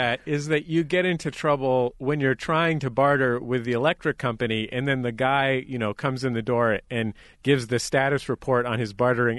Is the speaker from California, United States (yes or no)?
yes; Bay Area, California, United States; I grew up in the Bay Area, and so spent some time as a kid in Sacramento.